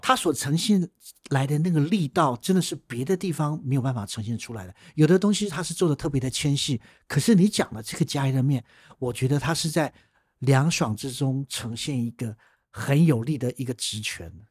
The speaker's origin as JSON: {"language": "Chinese", "country": "Taiwan", "said": "我们台湾人吃我们传统料理"}